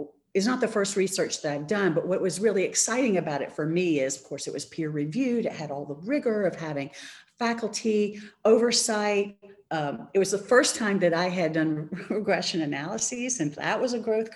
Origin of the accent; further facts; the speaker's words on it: Charlotte, North Carolina, United States; in Charlotte, North Carolina, my hometown